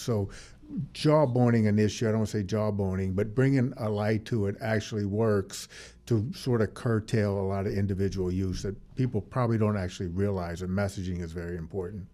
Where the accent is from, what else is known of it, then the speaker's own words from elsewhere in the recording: New Orleans, Louisiana, United States; in New Orleans, basically, that's where I'm from. My hometown is New Orleans